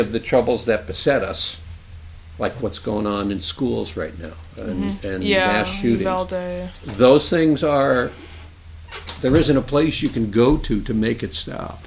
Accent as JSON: {"language": "English", "region": "New Jersey", "country": "United States", "tie": "born or raised there", "also_born_or_lived": "Catskills, New York", "moved": "as an adult", "lives_now": "Walpole, United States", "said": "I grew up in North Jersey and in the Catskills"}